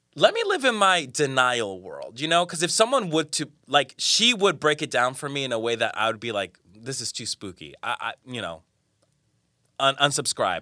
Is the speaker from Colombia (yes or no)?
yes; Colombia; moved away; I'm from Colombia, I'm from South America.